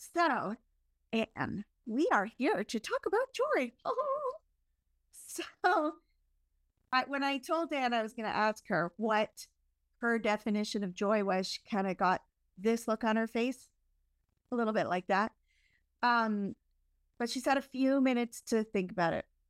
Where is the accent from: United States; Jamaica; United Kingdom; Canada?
Canada; I'm Canadian